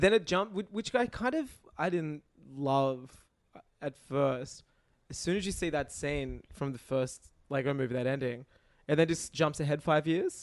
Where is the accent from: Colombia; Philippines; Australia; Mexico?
Australia; accent: Australian; "Oh, you're, uh, you're Australian?" 'Cause of my accent. I was like, "Yeah."